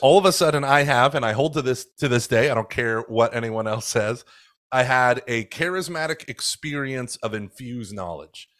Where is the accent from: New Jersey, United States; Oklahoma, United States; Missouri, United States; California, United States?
Oklahoma, United States; now in Houston, United States; I grew up in, like, the siege mentality of Catholicism where it was, it was very much us versus them in fundamentalist Oklahoma